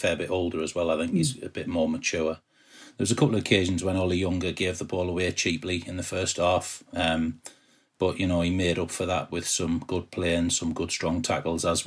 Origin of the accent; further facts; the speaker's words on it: Peterborough, East of England, United Kingdom; I'm from Peterborough